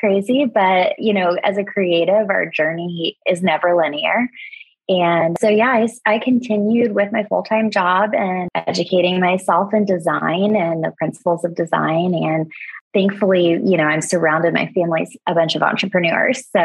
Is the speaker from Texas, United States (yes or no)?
no; Florida, United States; I was born and raised in Florida